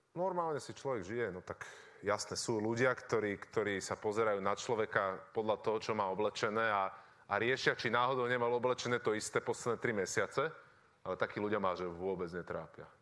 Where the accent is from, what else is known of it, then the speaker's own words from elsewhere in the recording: Bratislava, Bratislava Region, Slovakia; ja som z Bratislavy